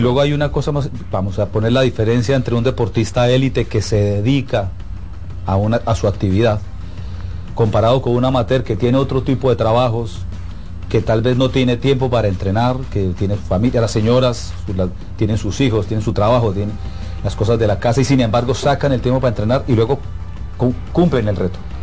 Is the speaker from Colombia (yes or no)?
yes; Colombia; yo soy colombiano